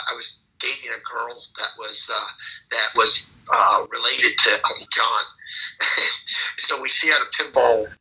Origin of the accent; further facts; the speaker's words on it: California, United States; now in Boca Raton, United States; when I was a young kid in California